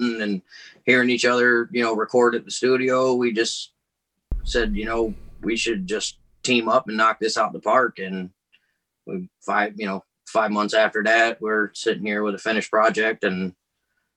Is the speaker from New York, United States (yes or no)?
yes; Saratoga Springs, New York, United States; now in Central New York, United States; Born and raised in Saratoga Springs till about 12 years ago when I moved out here to Central New York